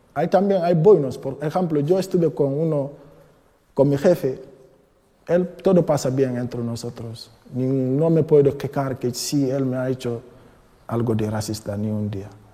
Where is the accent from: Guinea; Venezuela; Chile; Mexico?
Guinea; Spanish is a second language; moved away as an adult; now in Madrid, Spain; Vengo de Guinea-Conakry. Eh, llevo España de cinco años aquí en España, en Madrid